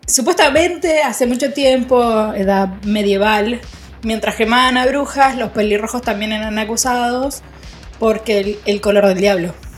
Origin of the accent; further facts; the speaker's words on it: Argentina; Yo soy Argentina, Argentina